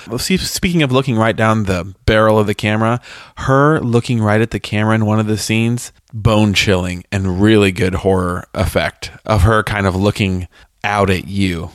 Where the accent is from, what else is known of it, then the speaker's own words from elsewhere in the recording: United States; we as Americans